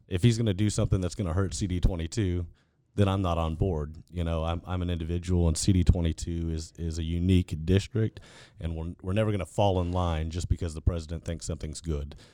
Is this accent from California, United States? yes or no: no; Fort Bend County, Texas, United States; born and raised in Fort Bend County and did all my schooling in Fort Bend I S D.